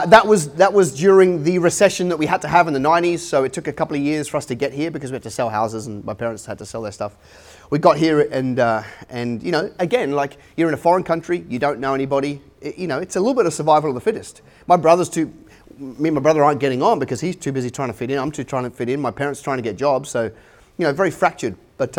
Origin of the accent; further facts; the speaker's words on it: Australia; accent: hybrid; also born or lived in London, United Kingdom; You might be able to tell from my accent. I'm a hybrid. I was born in London or just outside of London, and came to Australia when I was 14. So English by birth, but Aussie by choice.